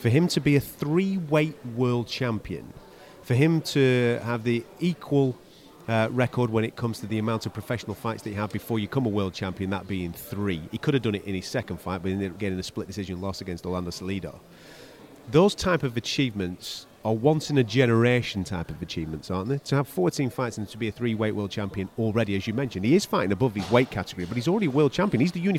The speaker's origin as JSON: {"language": "English", "country": "United Kingdom", "said": "as a British fight fan, you can't help but get excited"}